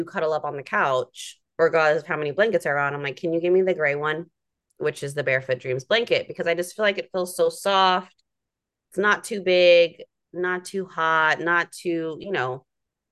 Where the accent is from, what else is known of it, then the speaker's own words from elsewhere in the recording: Bay Area, California, United States; now in East Coast, United States; growing up in the Bay Area